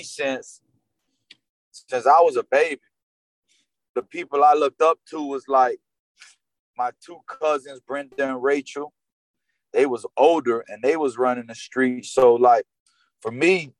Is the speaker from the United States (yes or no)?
yes; North Miami Beach, Florida, United States; I grew up with Haitians in North Miami Beach, Victory Park